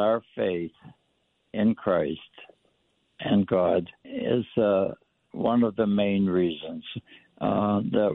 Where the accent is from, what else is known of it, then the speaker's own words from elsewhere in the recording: Port Allegany, Pennsylvania, United States; I received an offer to work in my hometown back in little Port Allegheny